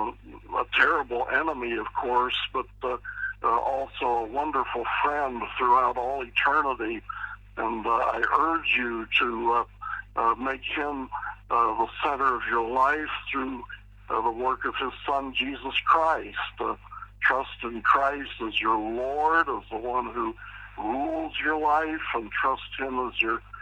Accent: Pittsburgh, Pennsylvania, United States; I was raised in Pittsburgh, Pennsylvania

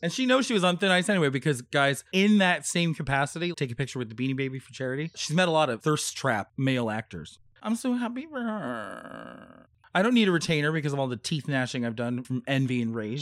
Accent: California, United States; also born or lived in New Jersey; now in New York City, United States; we moved to California when I was four and a half

